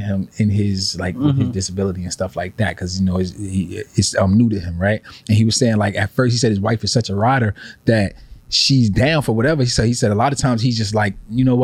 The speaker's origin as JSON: {"language": "English", "town": "New York City", "region": "New York", "country": "United States", "tie": "born or raised there", "said": "I grew up in Faraco"}